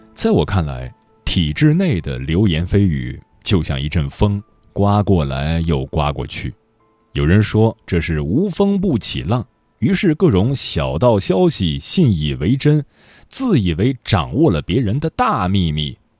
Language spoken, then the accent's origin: Chinese; Jiangnan, China; 我江南人